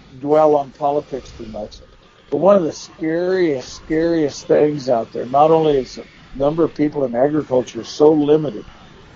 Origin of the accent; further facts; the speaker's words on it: Eastern Oregon, United States; growing up in Eastern Oregon, which was a desert